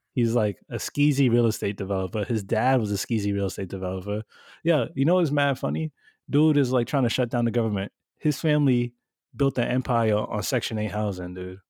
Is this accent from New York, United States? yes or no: yes; New York, United States; we grew up in New York